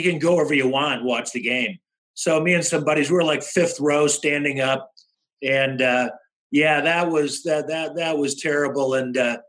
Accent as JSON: {"language": "English", "town": "Chicago", "region": "Illinois", "country": "United States", "tie": "born or raised there", "also_born_or_lived": "Colorado", "moved": "as an adult", "said": "when I was a kid growing up in Chicago"}